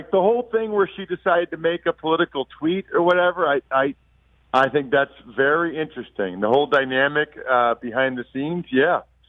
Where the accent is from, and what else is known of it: Wyomissing, Pennsylvania, United States; born or raised there